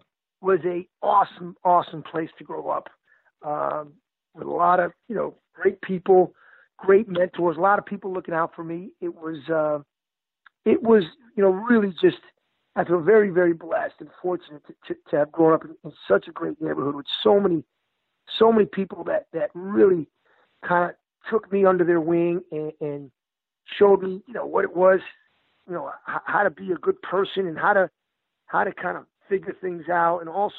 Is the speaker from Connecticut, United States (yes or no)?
yes; Hartford, Connecticut, United States; growing up in the South, basketball in the South End.